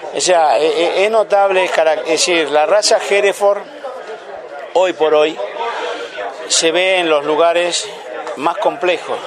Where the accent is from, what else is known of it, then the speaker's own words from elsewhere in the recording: Entre Ríos, Argentina; also born or lived in Uruguay; yo provengo de la provincia de Entre Ríos